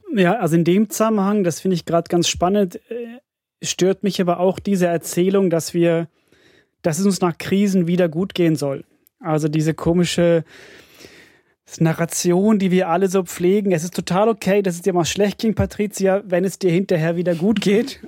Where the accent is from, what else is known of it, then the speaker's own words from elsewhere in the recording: Finland; moved away; ich komme aus Finnland